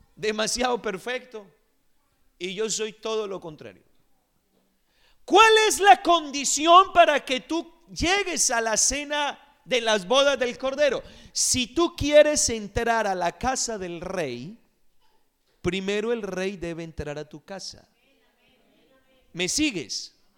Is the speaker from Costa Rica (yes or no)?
yes; Costa Rica; Me acuerdo cuando era niño en Costa Rica